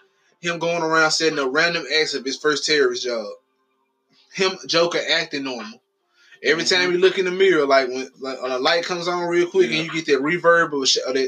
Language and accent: English; Mississippi, United States; I'm from Mississippi.